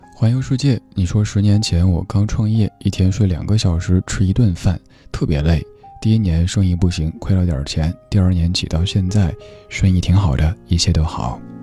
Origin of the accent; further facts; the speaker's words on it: Chengdu, Sichuan, China; now in Beijing, China; 就像我家乡成都的感觉一样